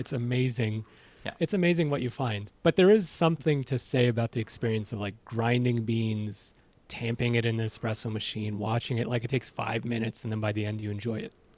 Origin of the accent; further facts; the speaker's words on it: Iran; now in Ontario, Canada; I'm from Iran